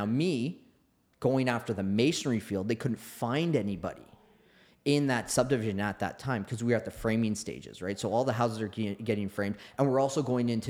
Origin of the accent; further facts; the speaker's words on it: Oakville, Ontario, Canada; growing up in Oakville